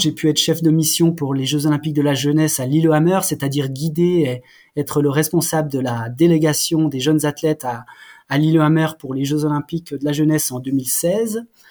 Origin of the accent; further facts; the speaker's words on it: Haut-Doubs, Jura mountains, Bourgogne-Franche-Comté, France; je suis né dans le Jura, je suis un gamin des montagnes du Jura. Et euh, j'ai eu la chance de grandir euh, dans ce secteur du Haut-Doubs